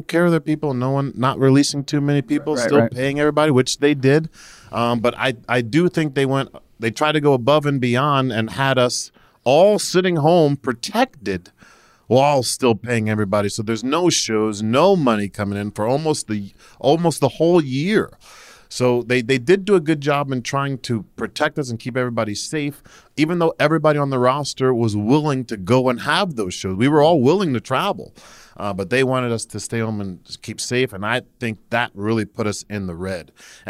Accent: New Jersey, United States; I don't know anymore. I'm originally from New Jersey.

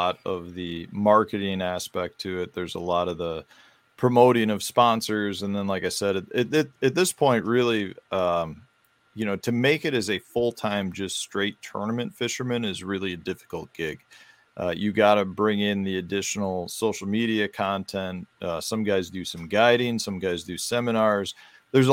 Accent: Chicago, Illinois, United States; now in Stevens Point, United States; I grew up in Chicago. I moved from Chicago up to central Wisconsin. I live in the Stevens Point area of Wisconsin

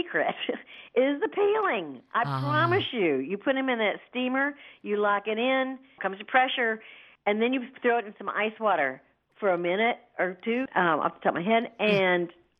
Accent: the South, United States; I'm from the South

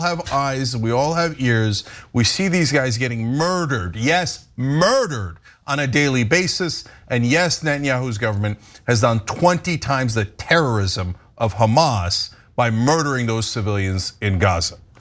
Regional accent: United States; as an American

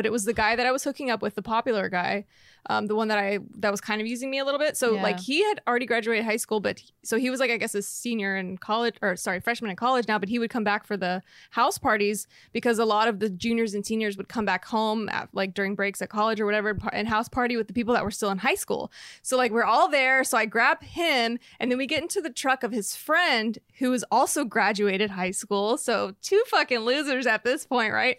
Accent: Texas, United States; I'm from Texas

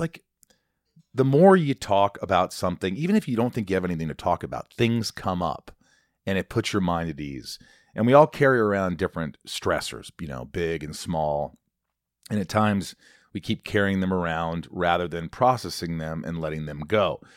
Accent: Long Island, New York, United States; I was born Long Island.

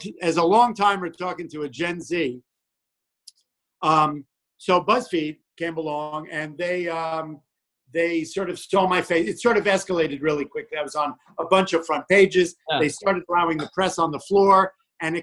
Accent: New York, United States; I grew up in New York

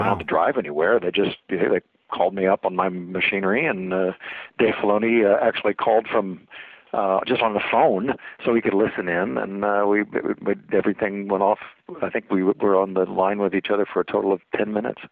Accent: Kansas, United States; also born or lived in Maryland; I spent my formative years here in the Midwest

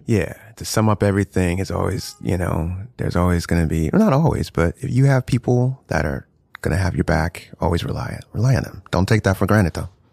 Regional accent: New Jersey, United States; also born or lived in South Florida; now in New York City, United States; I grew up in South Jersey, so it's kinda like, you know, these white kids.

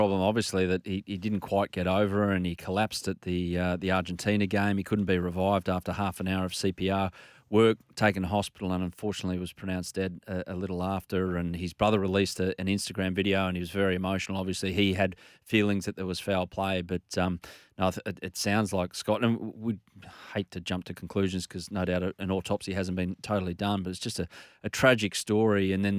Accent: Australia; As an Australian, you can kind of relate that this person, Grant Wall, has done all he can to heighten the interest of football in a non-football dominated market.

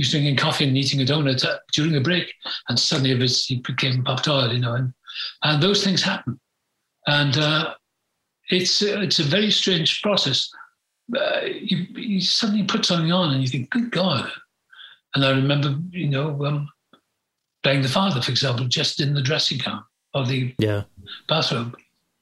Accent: Wales, United Kingdom; moved away; also born or lived in England; I was born in Wales.

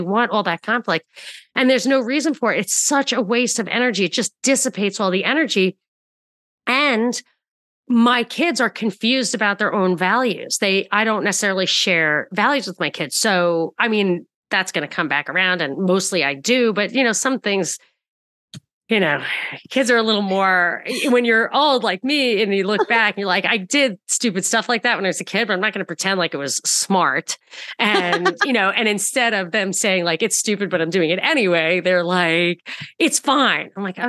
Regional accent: Rockland County, New York, United States; I'm from Rockland County and my family's from Brooklyn

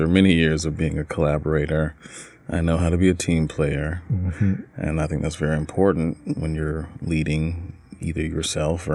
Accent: Newnan, Georgia, United States; I'm born and raised in Newnan, Georgia, not far from Atlanta

